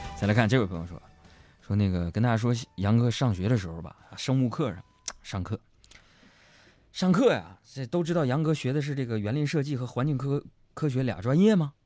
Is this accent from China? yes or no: yes; Northeast China, China; 跟我东北人说你脾气大